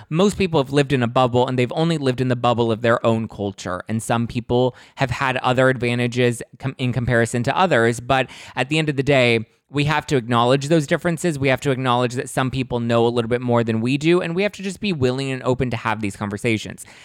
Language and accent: English; Los Angeles, California, United States; I grew up in East L A. That's, you know, not the most glamorous part of Los Angeles, but that's where I'm from